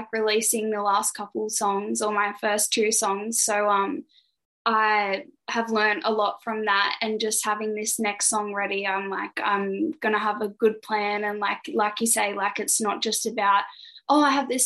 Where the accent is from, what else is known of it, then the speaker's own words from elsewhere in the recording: Goulburn, New South Wales, Australia; Did some concerts at the conservatorium in my hometown in Goulburn.